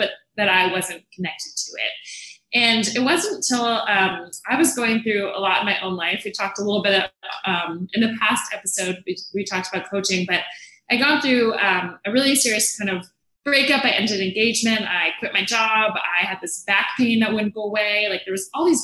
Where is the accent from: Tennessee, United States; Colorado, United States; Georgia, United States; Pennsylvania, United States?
Georgia, United States; Atlanta; moved away; I'm from Atlanta